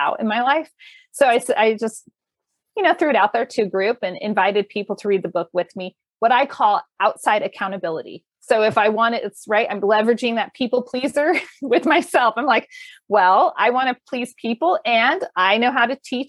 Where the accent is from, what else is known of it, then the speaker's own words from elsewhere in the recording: California, United States; moved away; also born or lived in Colorado Front Range; Growing up in California, living in Colorado's Front Range as it was developing